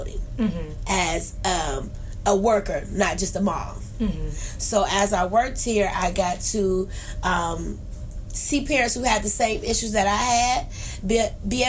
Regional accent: Youngstown, Ohio, United States; also born or lived in Trumbull County; I grew up in Youngstown all my life

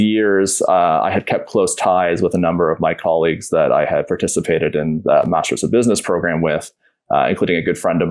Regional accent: Peterborough, Ontario, Canada; now in Toronto, Canada; my hometown of Peterborough.

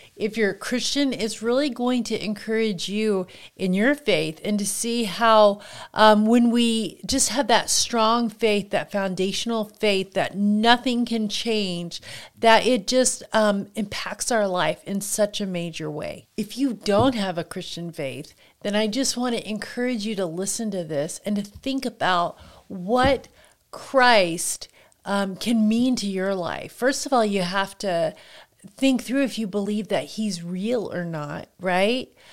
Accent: Kansas, United States; moved away as an adult; I grew up in Kansas, and until I was an adult and, um, moved from there

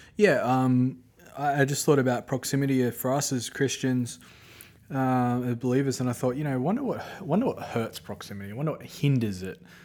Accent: Australia; moved away; I grew up watching in Australia

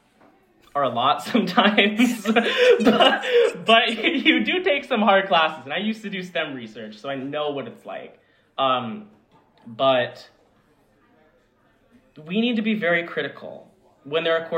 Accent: Long Island, New York, United States; I am from Long Island, New York

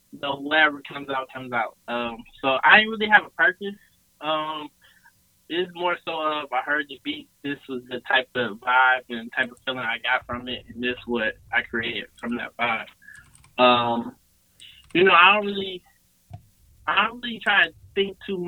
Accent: Mount Clemens, Michigan, United States; now in Atlanta, United States; The suburbs of Detroit. I'm from Mount Clemens

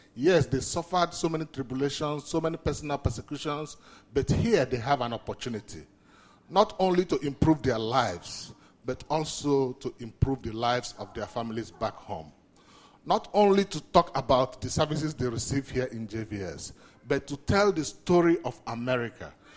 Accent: Nigeria; moved away; I'm originally from Nigeria

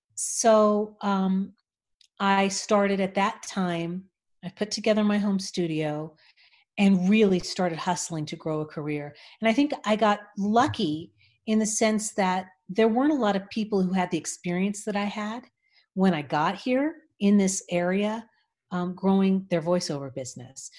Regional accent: Los Angeles, California, United States; I grew up in Los Angeles, and my father was a musician.

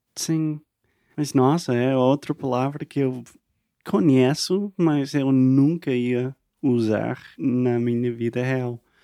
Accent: United States; Portuguese is a second language; eu sou americano, aprendendo português sempre, para sempre

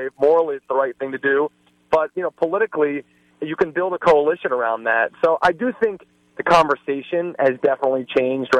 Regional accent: Cincinnati, Ohio, United States; my hometown of Cincinnati

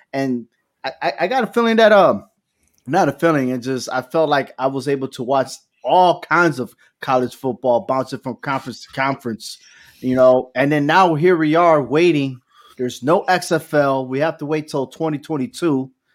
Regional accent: New Britain, Connecticut, United States; Central Connecticut State University is from my hometown, New Britain, Connecticut

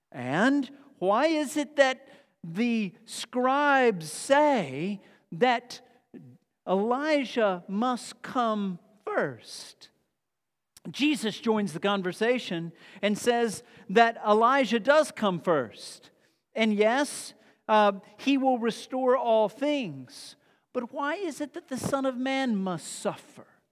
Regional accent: Texas, United States; also born or lived in Glasgow; I'm from Texas.

